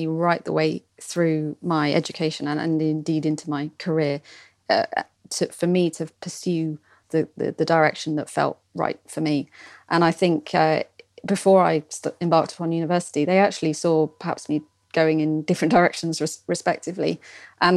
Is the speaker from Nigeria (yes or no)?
no; Portsmouth, South East England, United Kingdom; I grew up in Portsmouth